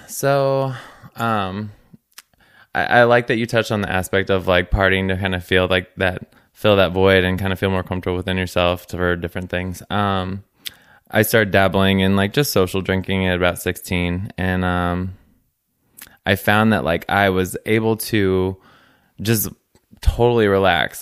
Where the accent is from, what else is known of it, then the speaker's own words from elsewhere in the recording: Gillespie, Illinois, United States; I grew up in Gillespie, Illinois